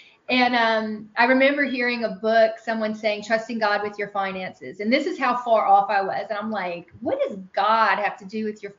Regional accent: Lafayette, Louisiana, United States; now in Niceville, United States; I'm originally from Lafayette, Louisiana, and I live in Florida now. I live in Niceville, which is right in the panhandle of Florida.

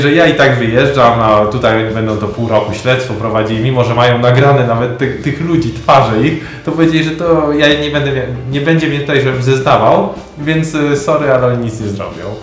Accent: Poland; jako Polak

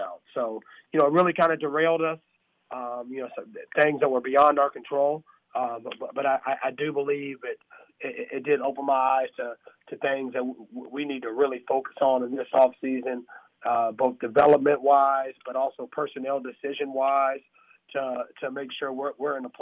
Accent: Atlanta, Georgia, United States; I grew up in East Atlanta at a different time than what Atlanta is now

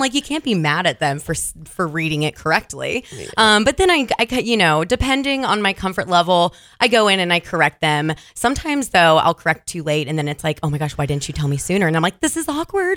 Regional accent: Virginia Beach, Virginia, United States; moved away as an adult; now in Oregon, United States; I'm originally from Virginia Beach, Virginia so East Coaster.

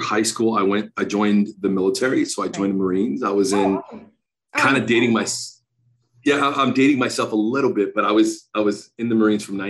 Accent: Villa Park, Illinois, United States; also born or lived in Florida; So I actually grew up in the suburbs of Chicago. Are you familiar with Villa Park?

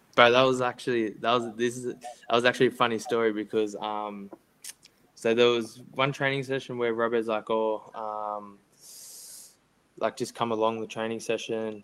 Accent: Castle Hill, New South Wales, Australia; I grew up in Castle Hill.

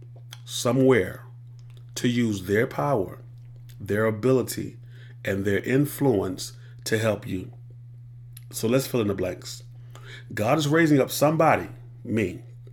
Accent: Columbia, South Carolina, United States; born and raised in Columbia, South Carolina

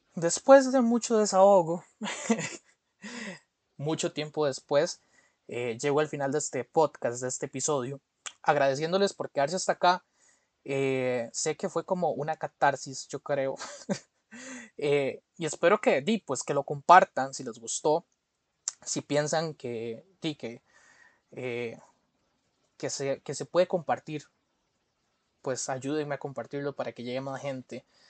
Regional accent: Costa Rica; como costarricense

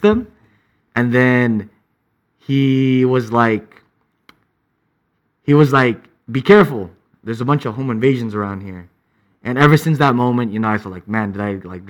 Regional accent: San Jose, California, United States; also born or lived in Milpitas, California; I grew up in Eastside San Jose, then I moved to Milpitas, like near McKee area.

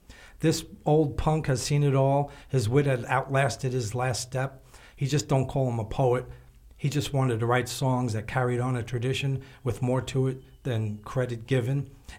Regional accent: Long Island, New York, United States; I grew up on Long Island

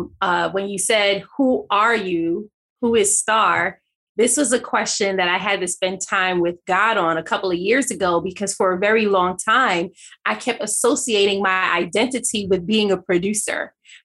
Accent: Jamaica; And now I'm Jamaican.

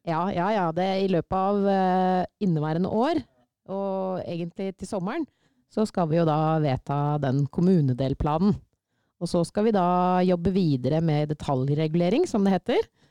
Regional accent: Sylling, Buskerud, Norway; kommer jeg fra Sylling

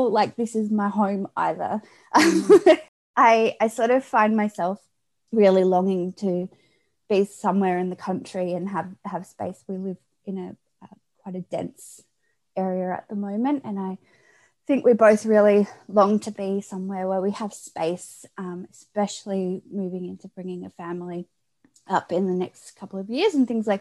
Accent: Australia; I grew up in a small country town, pretty far away from where I currently live, down in Australia

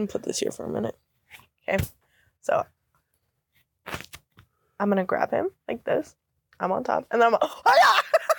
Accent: Loveland, Colorado, United States; also born or lived in Platteville, Colorado / Fort Morgan, Colorado; I was born in Loveland. I lived in Platteville.

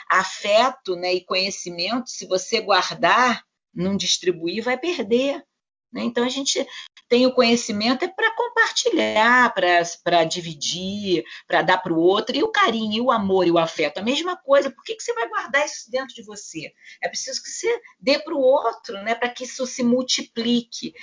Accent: Rio de Janeiro, Brazil; Nós, nós moramos no Rio de Janeiro, nós somos cariocas.

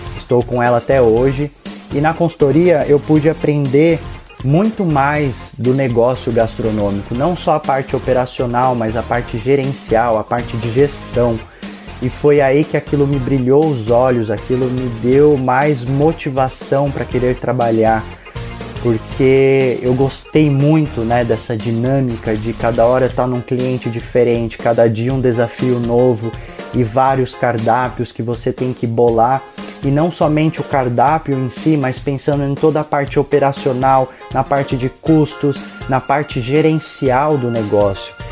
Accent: interior of São Paulo, Brazil; moved away as an adult; Eu sou do interior de São Paulo

